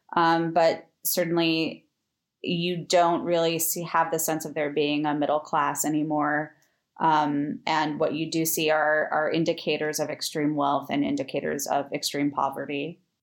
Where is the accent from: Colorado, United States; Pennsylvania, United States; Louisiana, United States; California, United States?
California, United States; Los Angeles; moved away as an adult; also born or lived in New York; I was born and raised in Los Angeles